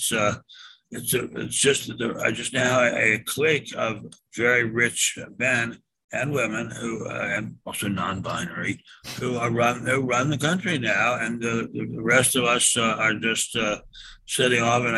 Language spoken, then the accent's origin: English; Washington, District of Columbia, United States; now in Beverly Hills, United States; Wifey and I grew up in Washington.